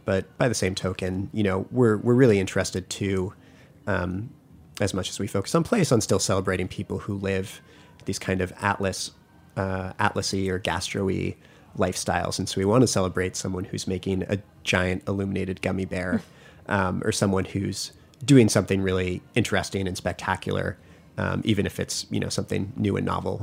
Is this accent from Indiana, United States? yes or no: no; Massachusetts, United States; I grew up in Massachusetts